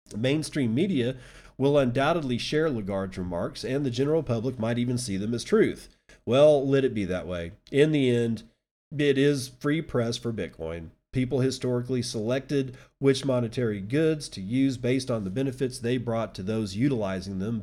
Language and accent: English; Midland, United States; my hometown of Midland